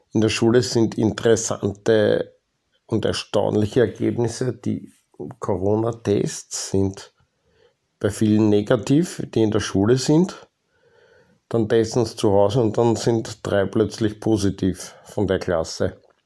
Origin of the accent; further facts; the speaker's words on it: Austria; Ich wurde halt einfach in Österreich geboren